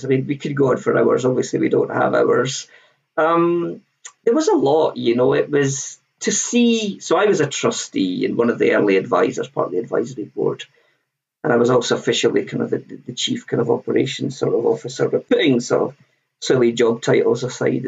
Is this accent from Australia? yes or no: no; Scotland, United Kingdom; I'm Scottish